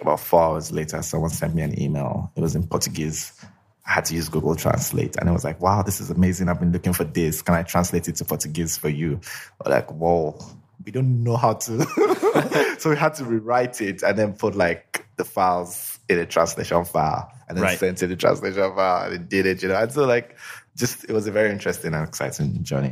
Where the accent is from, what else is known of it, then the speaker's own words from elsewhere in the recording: Lagos, Nigeria; So I grew up in Lagos, spent all my life in Lagos